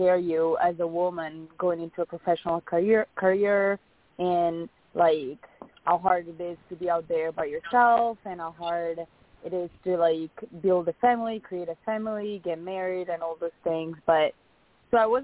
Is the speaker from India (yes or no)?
no; Italy; moved away as an adult; also born or lived in Arizona; now in United States; I'm from Italy, in a small town in Italy, and I moved to the U.S. when I started college in 2014.